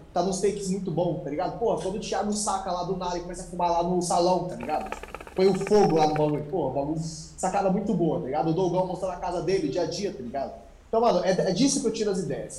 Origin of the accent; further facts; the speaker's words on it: São Paulo, Brazil; nasci em São Paulo, moro em São Paulo até hoje. Basicamente, eu nasci na mesma casa que eu estou morando até hoje.